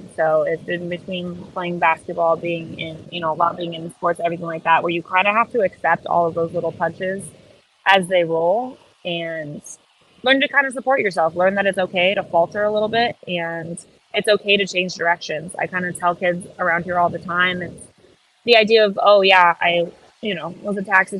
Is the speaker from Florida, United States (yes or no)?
yes; Miami, Florida, United States; we're from the South, but we're from Miami South. And the rest of the South is very different.